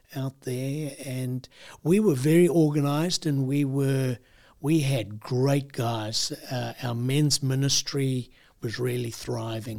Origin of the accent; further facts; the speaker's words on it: South Africa; moved away as an adult; also born or lived in United States; I grew up in South Africa